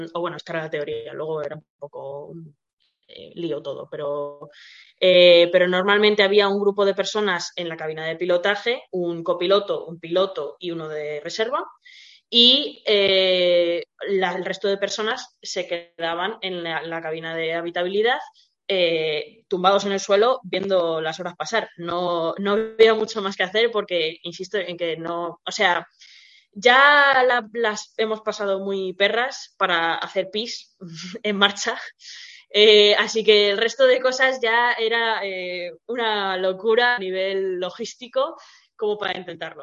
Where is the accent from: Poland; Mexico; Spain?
Spain; somos españoles